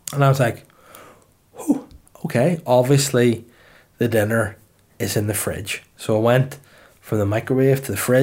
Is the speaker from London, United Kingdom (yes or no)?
no; Holywood, Northern Ireland, United Kingdom; also born or lived in Belfast; I'm from Hollywood originally